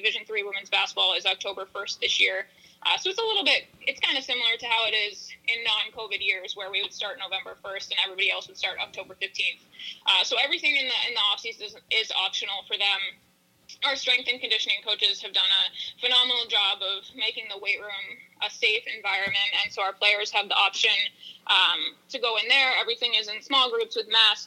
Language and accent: English; Bath, Maine, United States; moved away; I grew up in Bath, like, it's 45 minutes north of Portland, right off of Route 1